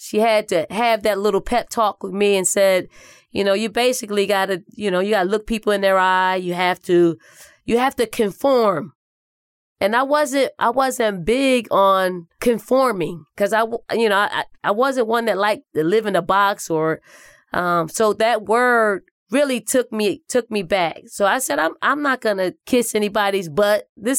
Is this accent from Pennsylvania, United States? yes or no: yes; Philadelphia, Pennsylvania, United States; Growing up in North Philly and the projects called the Raymond Rosen Housing Projects was a place in which there wasn't a whole lot to do besides sports or getting something that's illegal